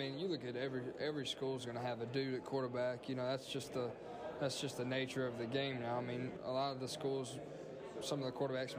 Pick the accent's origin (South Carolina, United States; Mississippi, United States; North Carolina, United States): Mississippi, United States; You know, that's kind of why I chose Mississippi State, is because I want to stay in state and play for my home state.